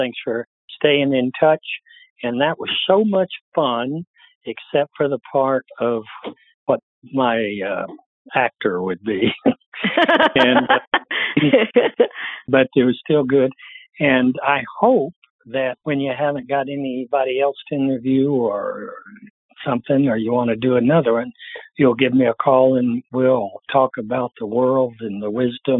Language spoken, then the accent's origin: English; Alabama, United States; I come from Alabama, not Harvard.